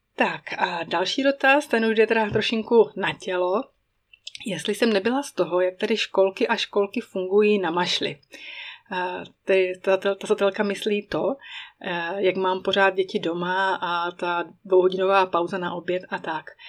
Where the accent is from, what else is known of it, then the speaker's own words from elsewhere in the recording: Czechia; moved away as an adult; now in Emmental, Switzerland; můj rodný kraj, Bílé Karpaty